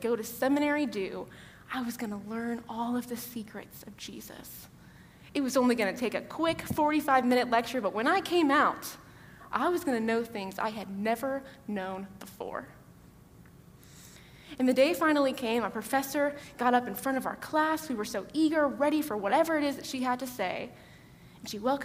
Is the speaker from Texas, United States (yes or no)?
yes; Georgetown, Texas, United States; I'm from Georgetown, Texas, just outside Austin